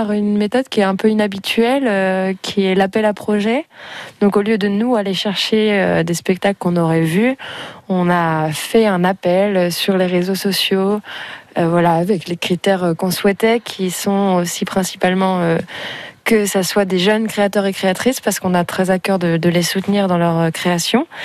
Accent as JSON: {"language": "French", "town": "Andouillé", "region": "Pays de la Loire", "country": "France", "tie": "born or raised there", "said": "C'est dans la maison de mes parents. Et puis c'est à la campagne. Et c'est vrai que c'est là où j'ai grandi et un lieu auquel je suis très attachée"}